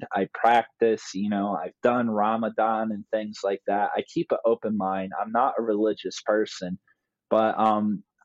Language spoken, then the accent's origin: English; New Jersey, United States; also born or lived in Turkey; I grew up here in South New Jersey.